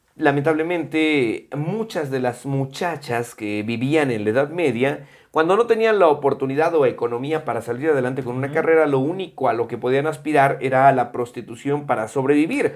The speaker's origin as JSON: {"language": "Spanish", "country": "Mexico", "said": "los que somos de la República Mexicana"}